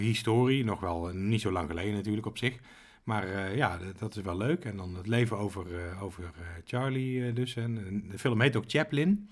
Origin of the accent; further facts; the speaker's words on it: Wouw, North Brabant, Netherlands; in het dorp waar ik ben opgegroeid